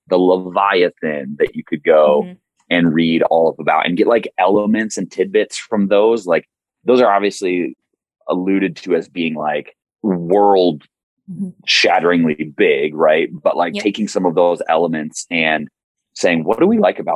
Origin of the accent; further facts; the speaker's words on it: Michigan, United States; moved away; so I'm from Michigan originally